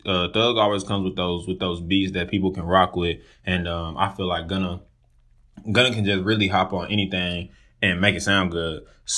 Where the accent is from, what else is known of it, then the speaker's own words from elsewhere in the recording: Dallas, Texas, United States; I just recently graduated from Texas State. I'm from Dallas, Texas, and I'm just moved back to Dallas.